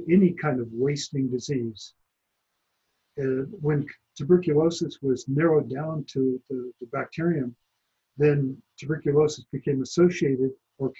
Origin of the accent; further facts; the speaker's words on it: about 100 miles south of Lake Tahoe, California, United States; I grew up in the Sierra Nevada mountains, about 100 miles south of Lake Tahoe